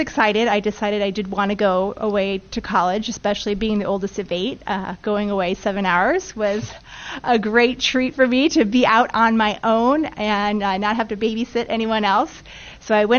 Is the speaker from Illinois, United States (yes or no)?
yes; Chicago, Illinois, United States; I was actually born and raised in the Chicagoland area.